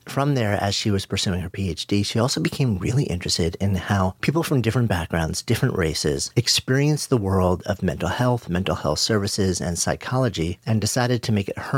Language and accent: English; New York, United States; I grew up just outside of New York City, and I've been in New York City for basically my entire adult life.